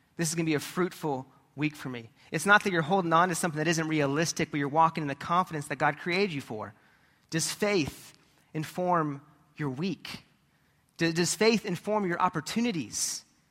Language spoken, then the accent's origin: English; California, United States; as a kid growing up in California, we were surrounded by different mountains